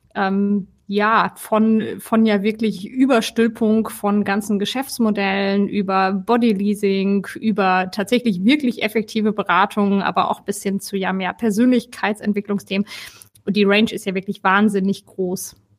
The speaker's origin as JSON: {"language": "German", "area": "Ruhr area", "region": "North Rhine-Westphalia", "country": "Germany", "moved": "as an adult", "lives_now": "Cologne, Germany", "said": "wohne in Köln schon seit fast zehn Jahren, komme ursprünglich eigentlich aus dem Ruhrgebiet."}